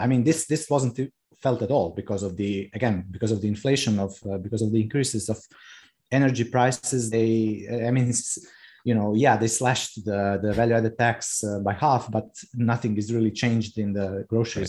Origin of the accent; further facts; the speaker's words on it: Rijeka, Primorje-Gorski Kotar County, Croatia; moved away as an adult; now in Rab, Croatia; I was born in Rijeka, which is uh, second or third largest city in Croatia, and my family we lived in Rijeka.